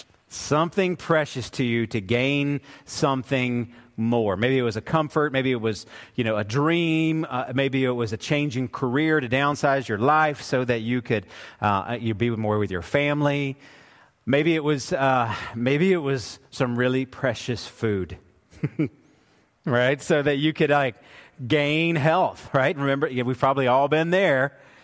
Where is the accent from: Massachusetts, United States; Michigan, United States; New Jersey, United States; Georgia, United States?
Georgia, United States; Woodstock; we grew up we were in Woodstock, Georgia